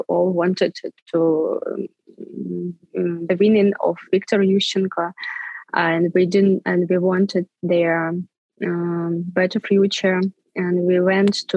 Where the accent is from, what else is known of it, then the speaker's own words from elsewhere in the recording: Svitlovodsk, Kirovohrad Oblast, Ukraine; English is a second language; moved away as an adult; also born or lived in Arkhangelsk, Russia / Kyiv, Ukraine; I was born in Arkhangelsk. It's a north of Russia. But in 1991, when the Soviet Union was stopped to exist, our family moved to Ukraine, to the central Ukraine, to the small town of Svetlovodsk.